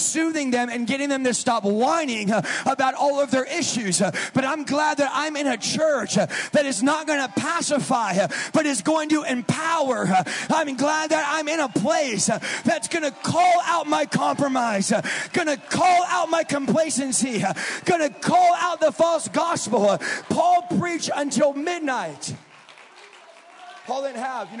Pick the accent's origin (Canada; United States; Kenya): United States; California; now in Wisconsin, United States; I'm from California.